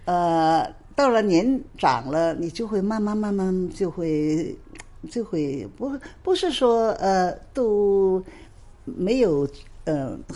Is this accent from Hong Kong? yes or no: yes; Hong Kong; also born or lived in Shanghai; 因为呢，我是香港也好，上海也好，我是中国人，